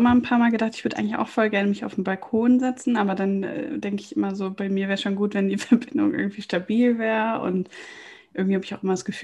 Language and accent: German; Lohmar, North Rhine-Westphalia, Germany; also born or lived in Cologne; Ja, und da komme ich ja auch her. Also vielmehr, ich bin in Köln geboren und dann in Loma aufgewachsen.